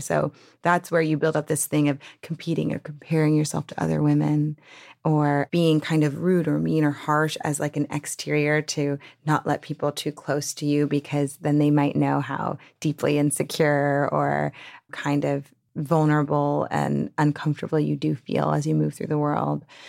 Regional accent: New Orleans, Louisiana, United States; I grew up in New Orleans

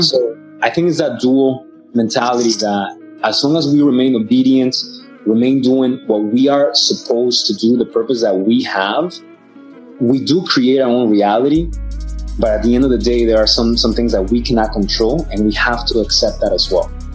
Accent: Atlanta, Georgia, United States; also born or lived in Mexico City, Mexico; Grew up in Atlanta, Georgia. So ATL, that's my hometown

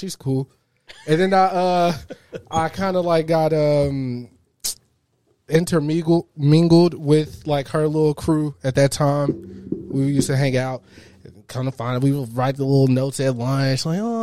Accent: United States; also born or lived in Mississippi; I'm from here

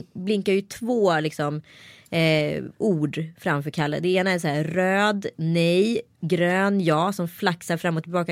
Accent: Örebro, Örebro County, Sweden; accent: Närke dialect; also born or lived in Stockholm

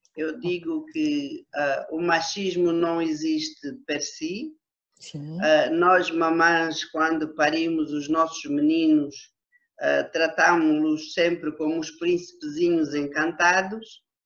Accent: Huíla, Cunene, Angola; also born or lived in Lubango, Huíla, Angola / Namibe, Angola; eu apanhei juízo ainda na Huila, mas no território que é hoje o, a província do Cunene

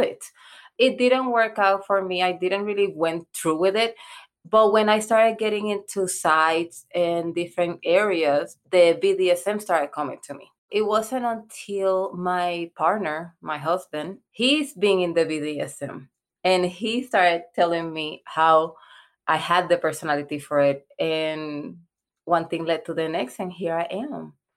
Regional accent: Puerto Rico; English is a second language; now in United States; I'm from Puerto Rico.

